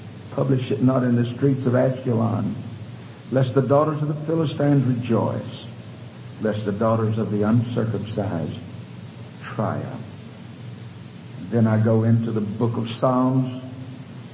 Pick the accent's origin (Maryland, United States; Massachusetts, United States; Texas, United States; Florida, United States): Texas, United States; Houston; growing up in Houston